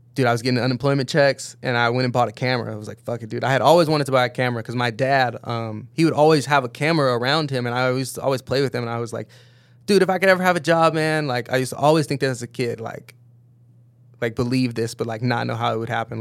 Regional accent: Downey, California, United States; also born or lived in Berkeley, California; grew up in L A, moved down to L A probably like kindergarten, first grade maybe

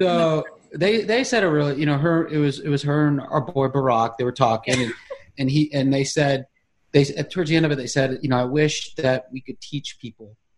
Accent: Charlotte, North Carolina, United States; moved away; I'm from Charlotte

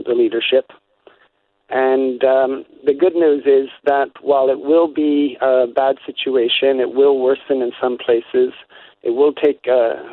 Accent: Niagara Peninsula, Ontario, Canada; moved away as an adult; also born or lived in Manitoba; now in Belgium; I grew up in the Niagara Peninsula

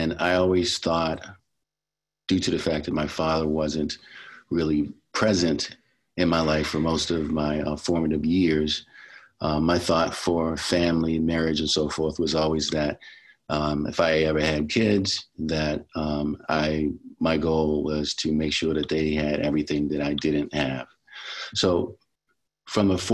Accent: Baltimore, Maryland, United States; I am from Baltimore City, where I grew up

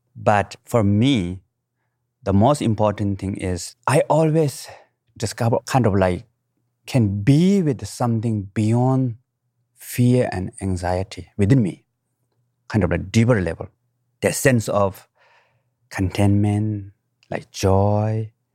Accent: Nepal; I was born in the Himalayan mountain, right middle of the mountain, what we call Manasilo, at highest

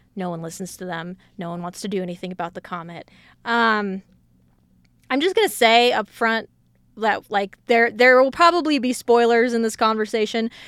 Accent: Colorado, United States; even though I grew up in Colorado

